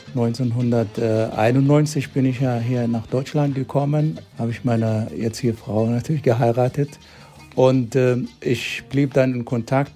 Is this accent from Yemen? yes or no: yes; Aden, Yemen; now in Germany; Ich bin eigentlich in einem Dorf in der Nähe von Aden geboren, 1962